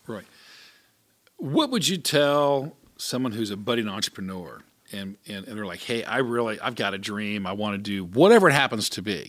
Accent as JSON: {"language": "English", "town": "Atlanta", "region": "Georgia", "country": "United States", "tie": "born or raised there", "said": "I grew up in Atlanta"}